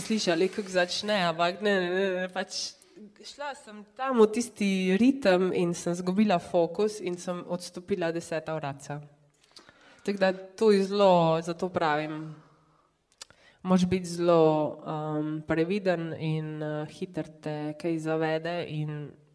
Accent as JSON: {"language": "Slovenian", "town": "Črna na Koroškem", "region": "Carinthia", "country": "Slovenia", "tie": "born or raised there", "said": "sem pač iz Črne na Koroškem, so me moji starši mogli non-stop voziti"}